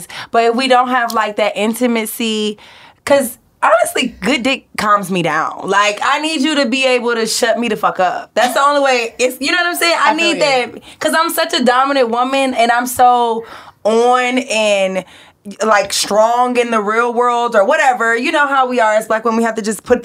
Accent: Atlanta, Georgia, United States; I'm from Atlanta.

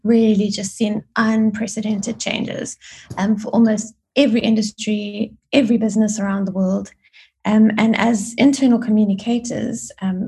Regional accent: Johannesburg, Gauteng, South Africa; moved away as an adult; also born or lived in Grahamstown, South Africa / United Kingdom; now in Cape Town, South Africa; I was born and schooled in Joburg.

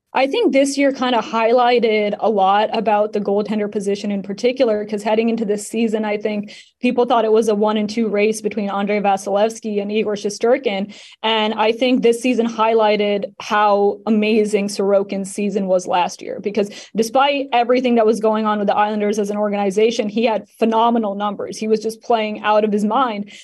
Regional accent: Canada; I'm Canadian

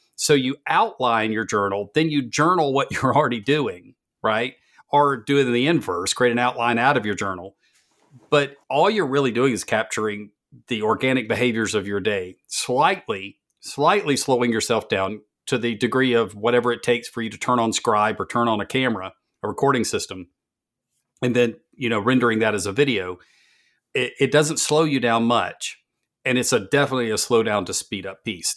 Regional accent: the South, United States; I am from the South

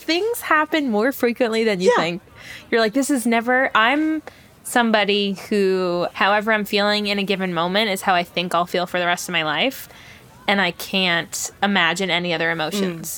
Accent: New York City, New York, United States; growing up in New York City, where it's like, and even in Staten Island

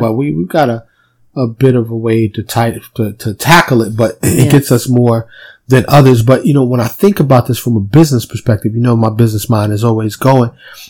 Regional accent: New York City, New York, United States; also born or lived in Dallas suburb, Texas; now in Dallas, United States; Born and raised in New York

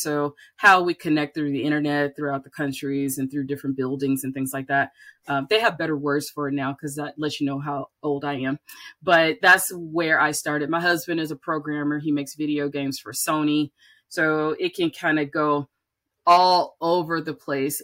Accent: Birmingham, Alabama, United States; moved away as an adult; also born or lived in Atlanta; I grew up in Birmingham

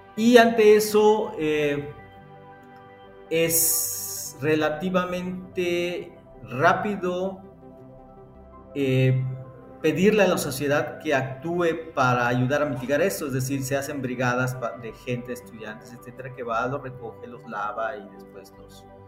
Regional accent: Yucatán, Mexico; te lo digo como mexicano, como yucateco

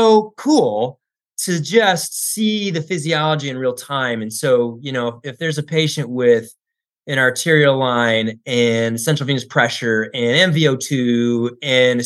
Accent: Tucson, Arizona, United States; I grew up in Tucson, and there's a Air Force base there

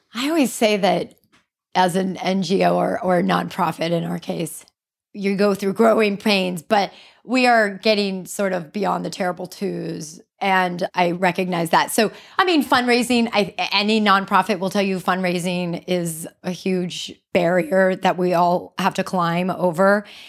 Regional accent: Hawaii, United States; As a surfer, as a Hawaiian

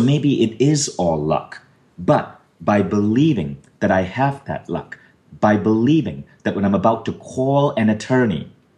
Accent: North India, India; I had Caucasian features like a larger nose and hair on my arms and legs because I'm Northern Indian.

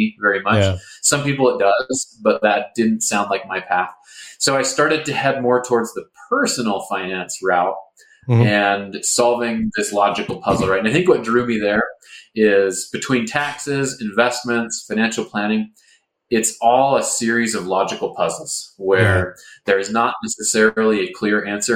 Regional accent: Seattle, Washington, United States; I grew up in Seattle

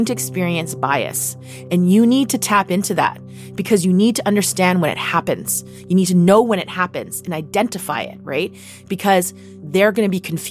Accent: Vancouver, British Columbia, Canada; Growing up in Vancouver in the 80s, well, we grew up in Chinatown

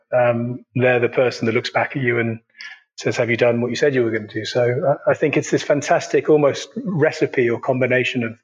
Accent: United Kingdom; being a Brit and half German and having been brought up on this side of the pond

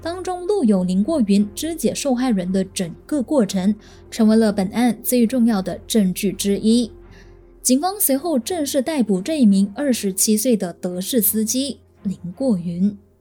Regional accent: Malaysia; 我身为马来西亚人

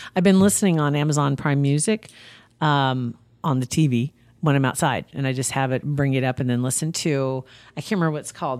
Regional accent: Ashland, Nebraska, United States; my hometown paper, Ashland

